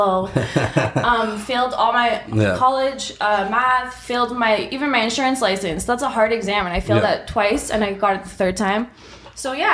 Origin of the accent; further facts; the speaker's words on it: Toronto, Ontario, Canada; also born or lived in Iran; I came to Canada with my family in 1995 from Iran. I'm 30 years old. I'm from Scarborough.